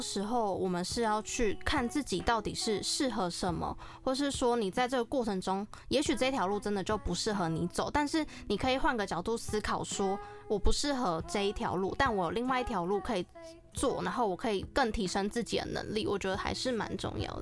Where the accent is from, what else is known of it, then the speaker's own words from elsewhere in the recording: Taiwan; 台语对我来说呢，我觉得既熟悉又陌生，但我觉得身为台湾人，台语是必须的